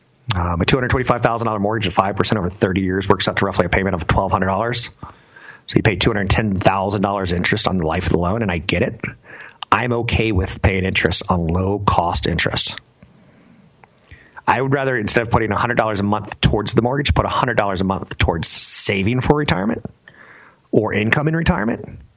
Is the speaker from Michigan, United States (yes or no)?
no; Florida, United States; You know, the image that I grew up with in Florida